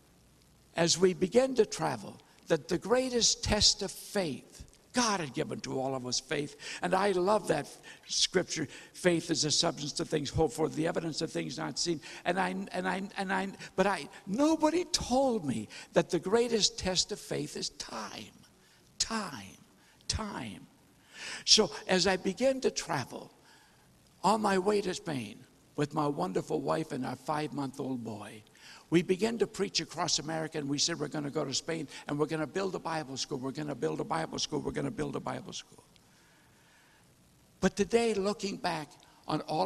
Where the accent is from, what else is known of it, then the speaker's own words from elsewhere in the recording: North Dakota, United States; I was born and raised in North Dakota